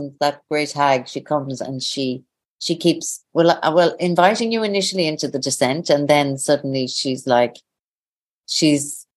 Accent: Aclare, Connacht, Ireland; now in Dublin, Ireland; I'm originally from Sligo, northwest of Ireland. From a little town, village, not town, called Aclare at the foot of the Ox Mountains

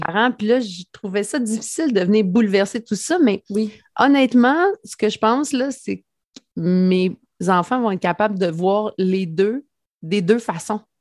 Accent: Mandeville, Quebec, Canada; also born or lived in Saint-Gabriel; je viens de Mandeville, en fait, euh, qui est comme le village voisin d'où j'habite maintenant. Là, je suis revenue vraiment euh, aux sources

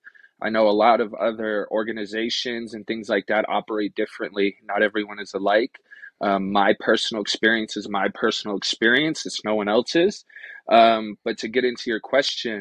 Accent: Rochester, New York, United States; moved away as an adult; also born or lived in Akwesasne Mohawk Reservation; now in Reno, United States; I originally was born and raised in Rochester, New York

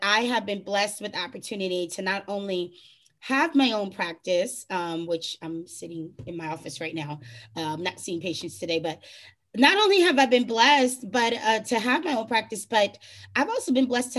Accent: New York, United States; moved away as an adult; now in Florida, United States; I'm originally born and raised in New York, then went on, you know, got my bachelor's to move down to sunny Florida.

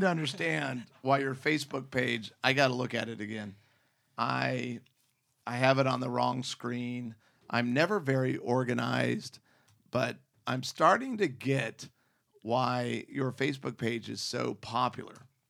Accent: Scottsdale, Arizona, United States; I grew up in Scottsdale, Phoenix

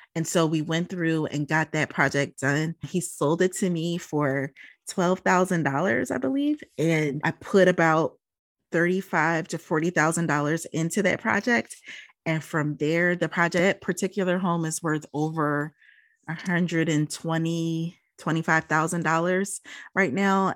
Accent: Philadelphia, Pennsylvania, United States; moved away; also born or lived in Minneapolis, Minnesota; I'm originally from Philadelphia. My mother got remarried, and she decided that when she got remarried, we moved out to the Midwest. I finished high school there and then immediately came back

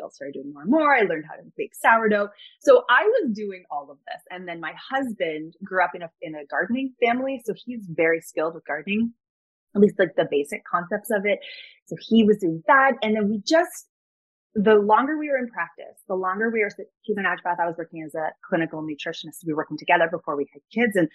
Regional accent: Toronto, Ontario, Canada; I was born and raised in Toronto.

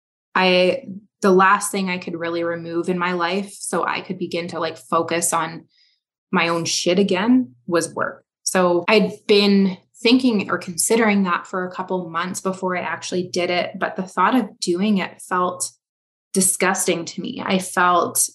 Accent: Canada; I am a Canadian

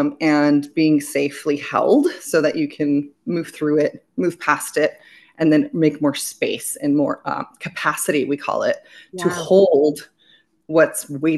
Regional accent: Belgium; also born or lived in United States; I was born in America, I was raised in Belgium, but I'm half Greek and all of my father's family is in Greece.

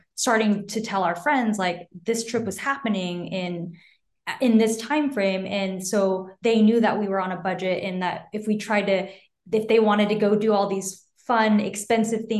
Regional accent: Texas, United States; moved away as an adult; also born or lived in Taiwan / California; I grew up in Texas, so I didn't know what a mountain was

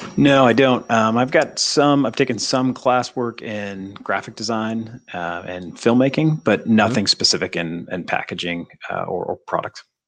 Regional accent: Saranac Lake, New York, United States; now in Southern California, United States; I grew up in Saranac Lake, New York, right next to Lake Placid

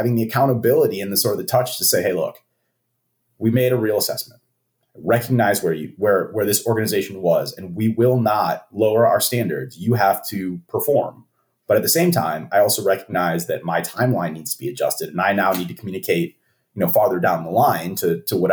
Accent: Chicago, Illinois, United States; moved away; I grew up in Chicago

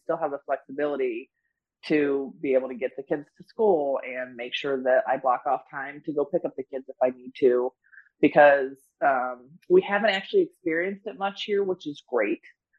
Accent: Medina, Ohio, United States; moved away; also born or lived in Florida; I'm originally from Ohio, grew up in Medina.

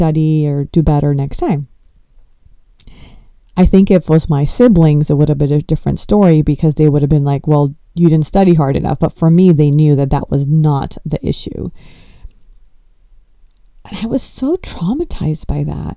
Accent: Los Angeles, California, United States; I grew up in Los Angeles and I was born and brought up here

